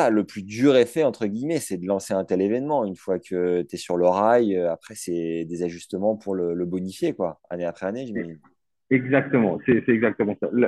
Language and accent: French; Normandy, France; chez nous en Normandie